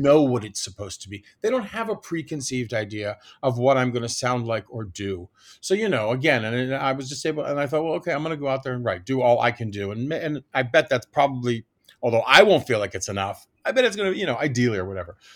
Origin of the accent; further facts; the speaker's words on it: Washington, District of Columbia, United States; I grew up in Washington, D C